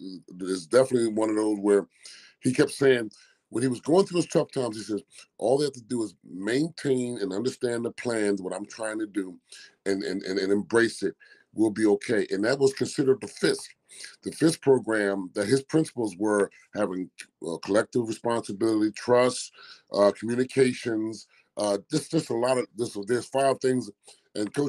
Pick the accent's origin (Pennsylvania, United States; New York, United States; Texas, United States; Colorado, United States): Pennsylvania, United States; Philadelphia; I come from West Philadelphia. I was born and raised in South Philly, but then moved to the West Philadelphia area